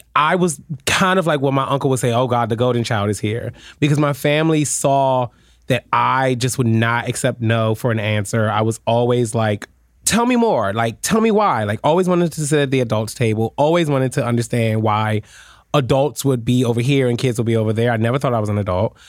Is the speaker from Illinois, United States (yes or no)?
no; Washington, District of Columbia, United States; also born or lived in Prince George's County, Maryland / New York / Florida; now in New Jersey, United States; I grew up in Washington D.C. and I will mm-hmm. always say I am a D.C. native